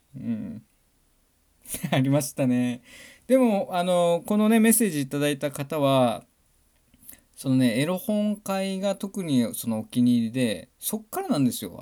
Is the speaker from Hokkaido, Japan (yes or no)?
yes; Kitahiroshima, Hokkaido, Japan; 僕はね、北、隣の北広島市出身